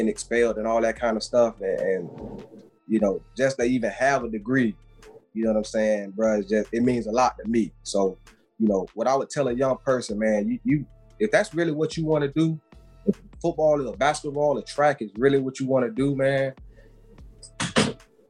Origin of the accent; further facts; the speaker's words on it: Apopka, Florida, United States; I'm from Apopka